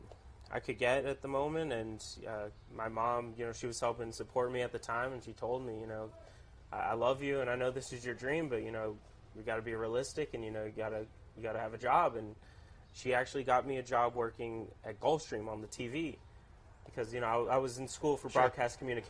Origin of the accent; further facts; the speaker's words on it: Miami, Florida, United States; moved away as an adult; now in Kentucky, United States; After I left Miami for college, I moved to Kentucky